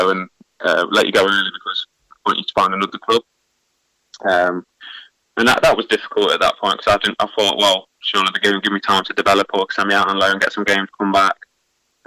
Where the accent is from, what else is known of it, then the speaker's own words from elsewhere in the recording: Burton upon Trent, West Midlands, United Kingdom; I'm from Burton